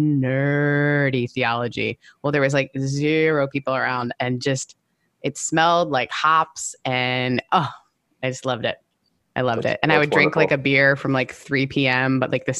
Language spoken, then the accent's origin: English; Canada; I'm Canadian